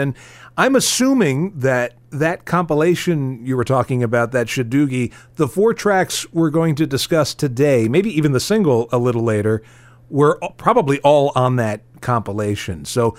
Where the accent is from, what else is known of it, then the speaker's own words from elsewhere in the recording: New Jersey, United States; also born or lived in Virginia; My time was split between living in New Jersey and being exposed to New York radio and then living in Virginia and being able to bring in on the radio New York radio late at night.